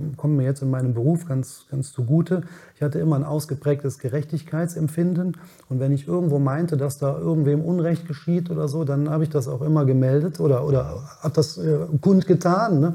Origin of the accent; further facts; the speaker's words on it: Cologne, North Rhine-Westphalia, Germany; bin in Köln geboren, in Ja. Köln aufgewachsen